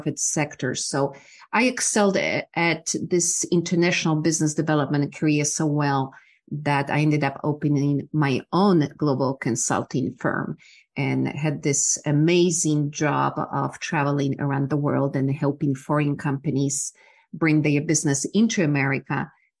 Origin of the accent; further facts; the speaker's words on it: Poland; English is a second language; moved away as an adult; also born or lived in Ohio; now in Texas, United States; I'm originally from Poland. I grew up during the time of communism